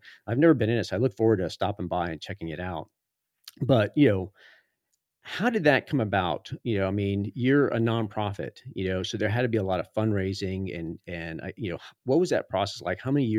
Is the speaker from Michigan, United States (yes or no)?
no; Florida, United States; Cause I came from Florida and that was not mountain biking. That was off-road riding, a lot of sand.